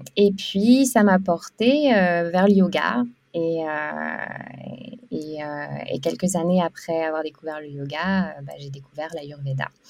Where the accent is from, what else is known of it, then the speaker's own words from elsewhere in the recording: France; moved away as an adult; also born or lived in Lille / Canada / Australia / India; now in Bali, Indonesia; suis française à l'origine, mais je suis, euh, je, suis, je suis une grande voyageuse